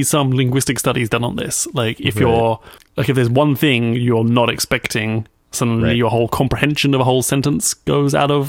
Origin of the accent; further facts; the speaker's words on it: United Kingdom; Like, I look like a Swedish person, but in fact, I'm British.